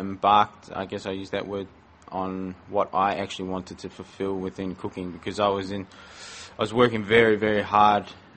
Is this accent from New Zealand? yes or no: yes; Porirua, Wellington, New Zealand; moved away as an adult; now in Melbourne, Australia; I am from Porirua, which is a small town about 20 minutes north of Wellington